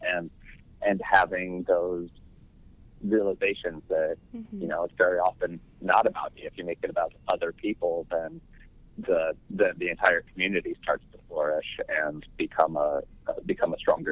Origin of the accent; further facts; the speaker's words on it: Tennessee, United States; moved away; I lived in the middle of nowhere. I grew up in Tennessee